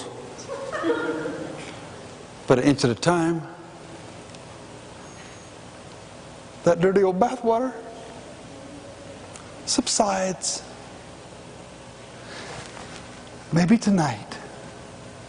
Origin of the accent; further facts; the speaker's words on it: Pueblo, Colorado, United States; also born or lived in Denver; I was born in Denver, but from age 2 through 18 lived in Pueblo, just 45 miles south.